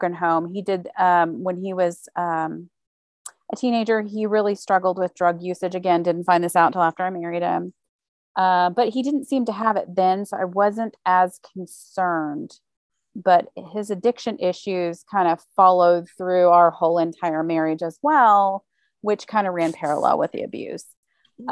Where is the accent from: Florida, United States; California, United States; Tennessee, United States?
Tennessee, United States; Memphis; moved away as an adult; I grew up in Memphis, Tennessee, to two loving parents